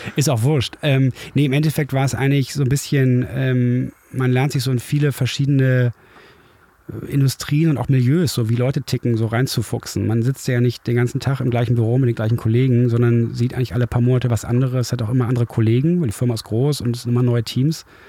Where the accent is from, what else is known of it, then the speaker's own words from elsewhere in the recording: Düsseldorf, North Rhine-Westphalia, Germany; moved away as an adult; now in Hamburg, Germany; Ich bin aber in Düsseldorf aufgewachsen und war als Kind oft hier.